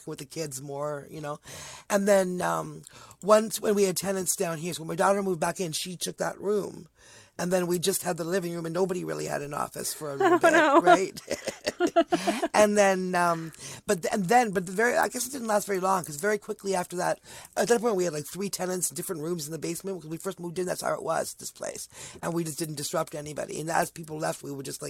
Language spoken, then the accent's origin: English; Ontario, Canada; also born or lived in Toronto; I'm from Ontario